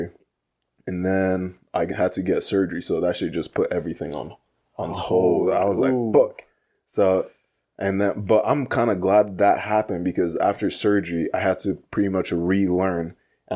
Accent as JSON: {"language": "English", "town": "Morgan Hill", "region": "California", "country": "United States", "tie": "born or raised there", "also_born_or_lived": "Fremont", "said": "I moved from my hometown, like in Morgan Hill to Fremont"}